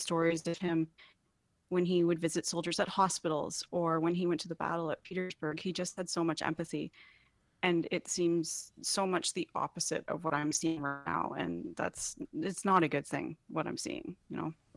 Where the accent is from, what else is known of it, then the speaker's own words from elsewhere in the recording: Canada; as a Canadian